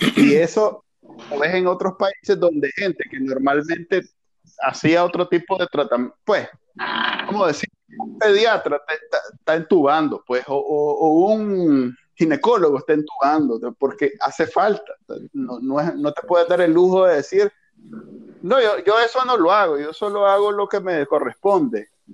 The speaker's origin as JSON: {"language": "Spanish", "country": "Nicaragua", "said": "somos nicas"}